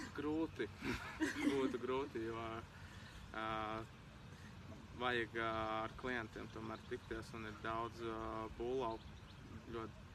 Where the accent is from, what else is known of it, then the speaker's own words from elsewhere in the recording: Kārsava, Latgale, Latvia; moved away as an adult; now in Riga, Latvia; esmu pabeidzis skolu Kārsavā, vidusskolu un uh, arī mūzikas skolu.